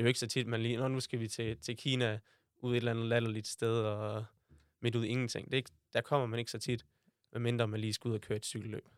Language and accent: Danish; Aarhus, Central Denmark Region, Denmark; jeg er født her i Aarhus, nærmere sagt Tilst, øh, med min mor og far og min storebror